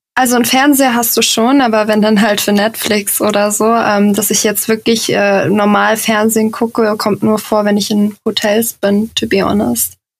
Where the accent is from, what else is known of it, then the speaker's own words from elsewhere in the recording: Giessen, Hesse, Germany; now in Hamburg, Germany; Ich komme äh, ursprünglich aus Gießen. Das ist in der Nähe von Frankfurt.